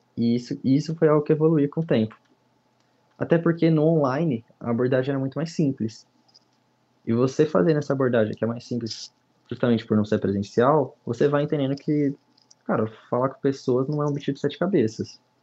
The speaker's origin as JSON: {"language": "Portuguese", "area": "São Maria do Campo", "region": "São Paulo", "country": "Brazil", "said": "sou aqui de São Maria do Campo, em São Paulo"}